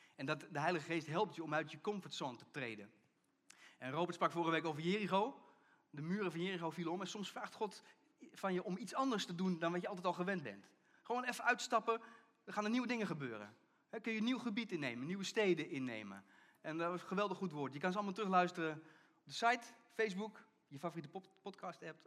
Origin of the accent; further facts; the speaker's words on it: Netherlands; gingen we als Nederlanders naar de kerk